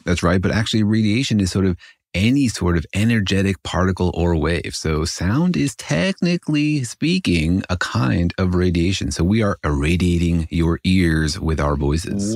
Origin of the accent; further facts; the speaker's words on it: Los Alamos, New Mexico, United States; I did grow up in Los Alamos